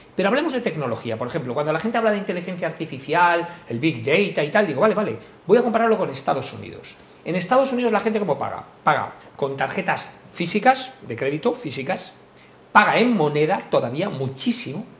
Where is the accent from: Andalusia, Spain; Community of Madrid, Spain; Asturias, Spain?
Community of Madrid, Spain; Madrid; also born or lived in Galicia; yo me siento muy orgulloso de ser español, por supuesto, yo nacido en Madrid, aunque me considero gallego, todos los que me seguís, porque toda mi familia es de allí